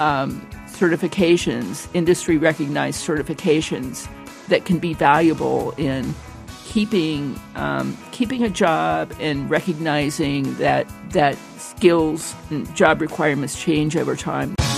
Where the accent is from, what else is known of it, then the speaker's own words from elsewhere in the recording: Ohio, United States; moved away as an adult; also born or lived in Florida; I'm from Ohio